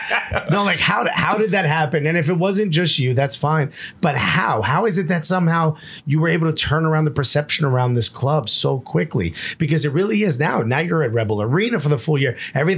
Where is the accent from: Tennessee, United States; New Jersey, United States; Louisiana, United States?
New Jersey, United States; Newark; I grew up in Newark, New Jersey.